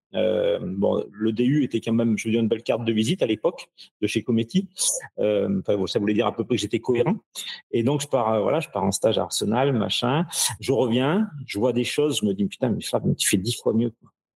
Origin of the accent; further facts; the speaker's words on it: Ardèche, Auvergne-Rhône-Alpes, France; je viens d'Ardèche, je suis un petit, je suis qu'un petit Ardéchois